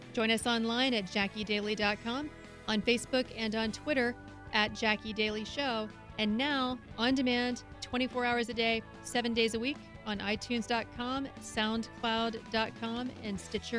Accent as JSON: {"language": "English", "region": "Ohio", "country": "United States", "tie": "born or raised there", "said": "the state of Ohio, my home state"}